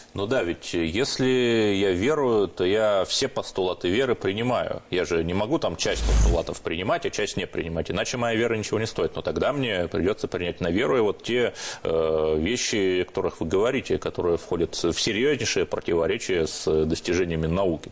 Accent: Cherepovets, Vologda Oblast, Russia; Я родился и рос в Череповце

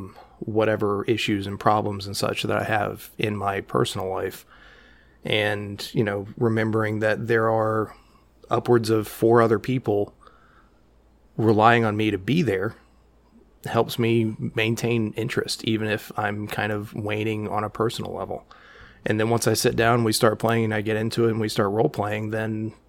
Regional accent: the South, United States; So I'm a Southerner

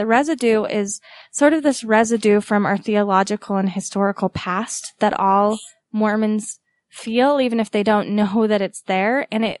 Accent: Utah, United States; accent: Utah; what's ironic about that though, Sarah, is that while it's my Utah accent

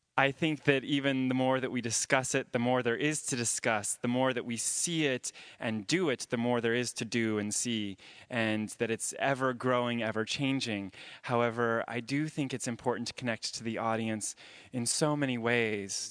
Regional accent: Jacksonville, Florida, United States; moved away as an adult; also born or lived in Boston; I grew up in Jacksonville, Florida

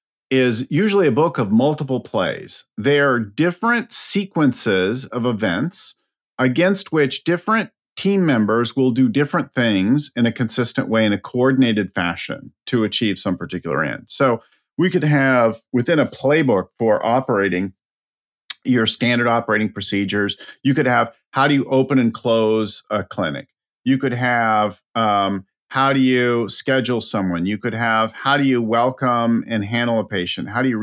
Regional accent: California, United States; I'm from California, right?

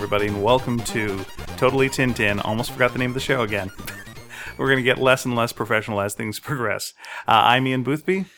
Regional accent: Montreal, Quebec, Canada; I was born in Montreal, Quebec

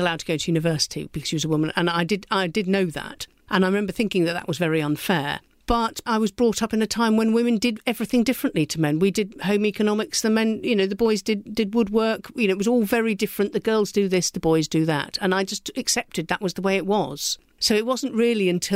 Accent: Somerset, South West England, United Kingdom; I come from Somerset, where Exmoor meets the sea

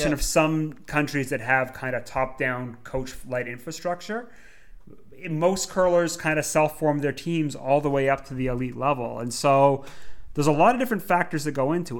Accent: Canada; now in England; We're all Canadian expats

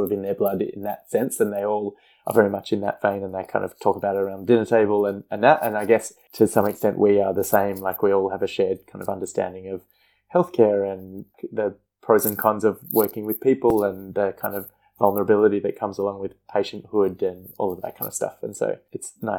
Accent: Perth, Western Australia, Australia; moved away as an adult; now in Melbourne, Australia; I moved to Melbourne from Perth, where I'd grown up and trained

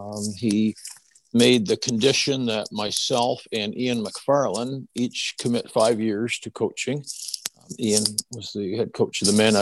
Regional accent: Brockville, Ontario, Canada; now in Kingston, Canada; Well, my hometown's Brockville, Ontario, so I didn't go too far away from home to go to university.

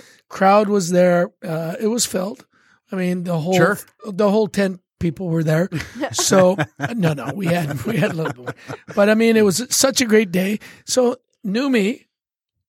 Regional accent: Canada; I'm Canadian

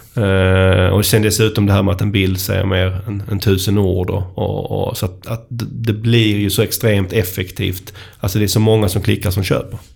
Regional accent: Skåne, Sweden; accent: Scanian (skånska); min, min skånska

